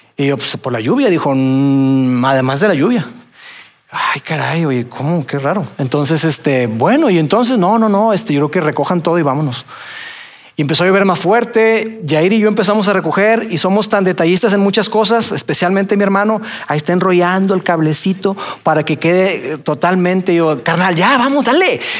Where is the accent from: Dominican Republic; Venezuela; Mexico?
Mexico; nosotros somos mexicanos